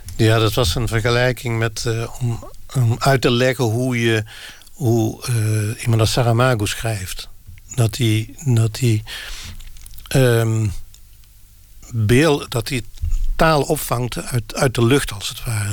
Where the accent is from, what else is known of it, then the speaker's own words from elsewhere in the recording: Limburg, Netherlands; first language Limburgish dialect; Dutch is a second language; ik ben Limburger